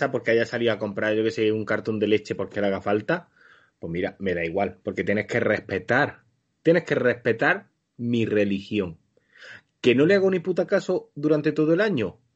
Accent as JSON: {"language": "Spanish", "country": "Spain", "said": "Ah, porque, claro, nosotros como españoles de pro, porque lo"}